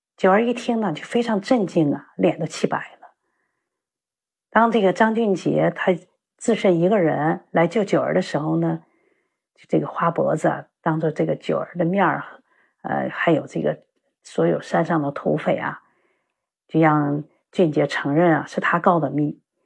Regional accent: Northeast China, China; now in Beijing, China; 我现在生活在北京，实际上呢，我是一个东北人。我是个退休的教师

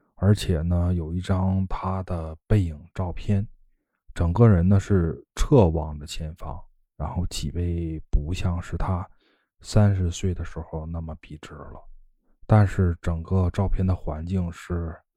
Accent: Northeast China, China; now in Yantai, China; 不管你是到烟台还是来我老家，我都可以亲自给你们做了吃啊。

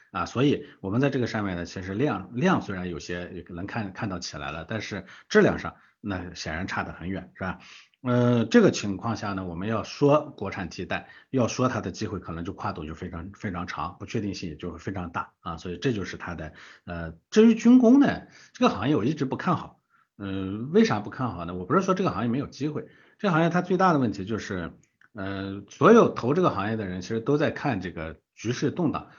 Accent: Gansu, China; 我的老家，对吧？这个中国最穷的省之一的这个甘肃

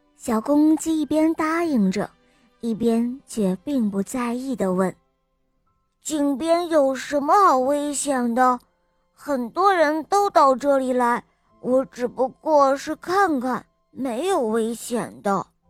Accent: Wuhan, Hubei, China; 我来自湖北武汉

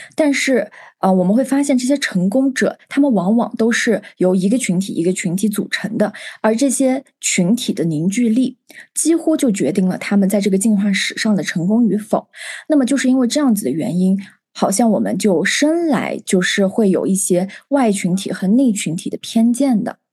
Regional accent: China; moved away as an adult; 我是来自于祖国的一个少数民族聚集地

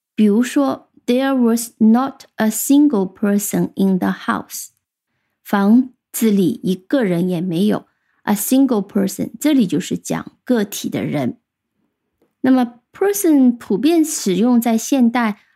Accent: China; 我们中国人

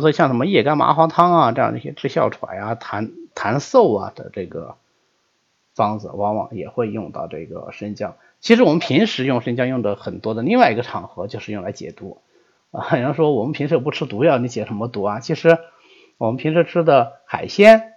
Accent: China; 我们中国人非常常用的一个药食两用的药物

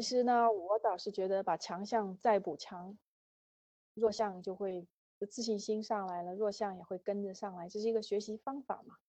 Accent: China; 我们都是中国人

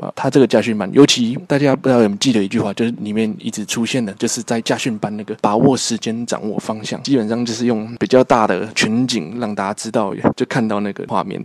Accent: Taipei, Taiwan; 虽然我是台北的观众

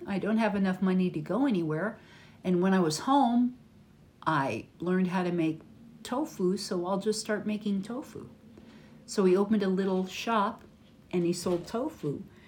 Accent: United States; from America

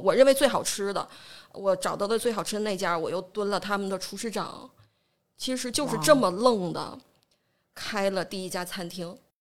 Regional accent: Jinzhou, Liaoning, China; 我是这个土生土长的锦州人

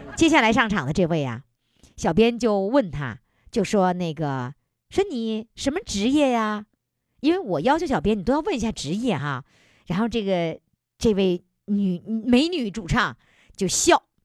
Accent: Northeast China, China; 用我们东北话说

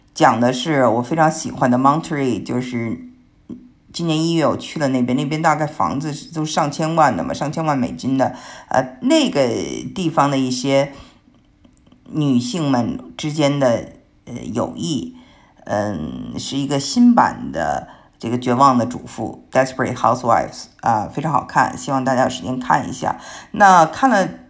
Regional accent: Beijing, China; now in United States; 因为我是北京人

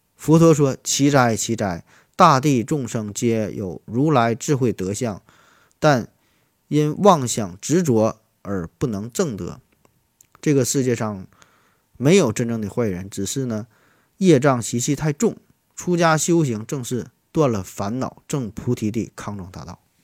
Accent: Shenyang, Liaoning, China; 我老家在东北，在沈阳，啊，我，我家在沈阳的一个小农村儿

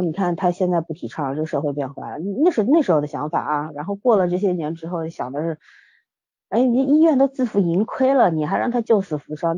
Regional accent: China; 我们中国人

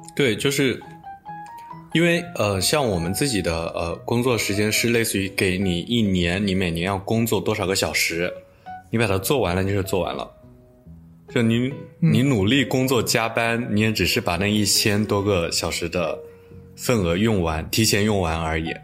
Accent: China; also born or lived in Jyväskylä, Finland; now in Finland; 我一个中国人

